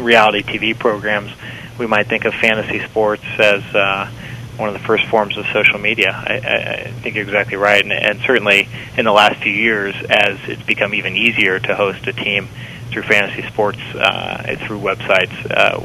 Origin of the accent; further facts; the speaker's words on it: Cincinnati, Ohio, United States; my hometown of Cincinnati